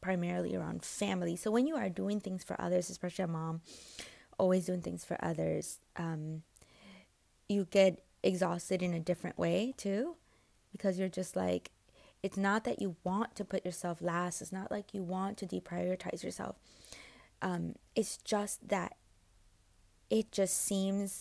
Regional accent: United States; I'm American.

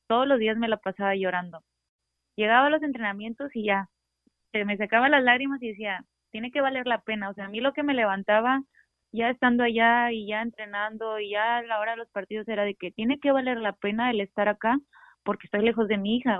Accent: Ensenada, Baja California, Mexico; also born or lived in Tijuana; crecí aquí jugando en Ensenada

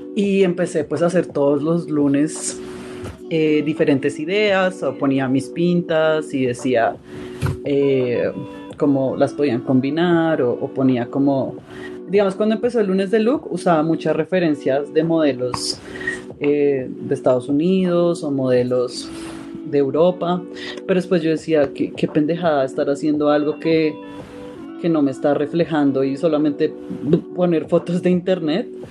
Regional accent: Bogotá, Colombia; yo soy de Bogotá, Colombia

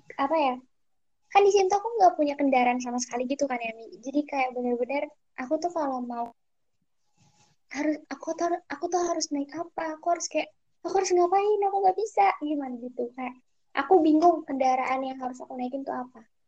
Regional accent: Jakarta, Indonesia; moved away as an adult; now in Jambi, Indonesia; aku dari Jakarta Timur

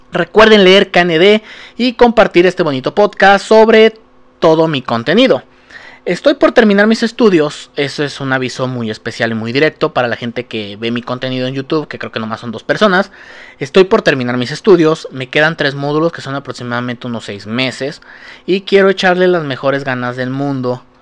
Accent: Mexico; Sí, he pecado como mexichango, digo, como mexicano, he pecado muy culero

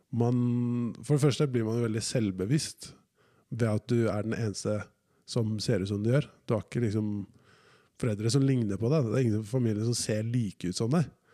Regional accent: Oslo, Norway; At jeg føler meg 100 fra Oslo

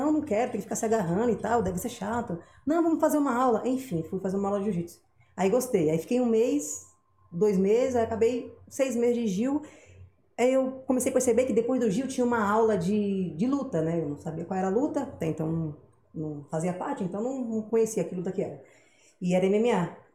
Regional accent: Guarujá, São Paulo, Brazil; Pô, sou do Guarujá, só atravessar era Santos.

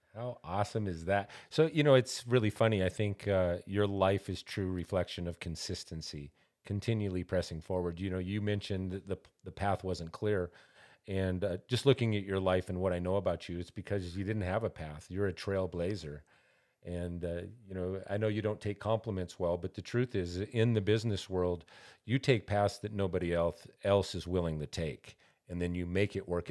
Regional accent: Montana, United States; now in Albuquerque, United States; I'm from Montana originally, and when we came here

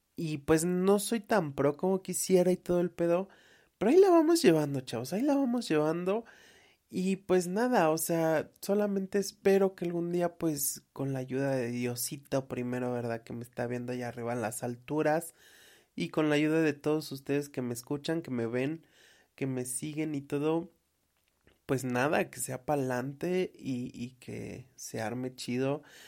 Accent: Tlaxcala, Mexico; soy de Tlaxcala porque soy orgullosamente tlaxcalteca

